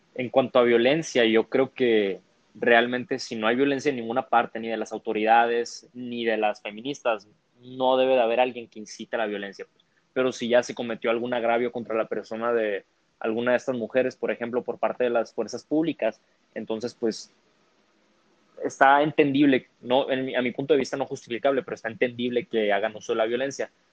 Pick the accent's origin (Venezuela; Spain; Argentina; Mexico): Mexico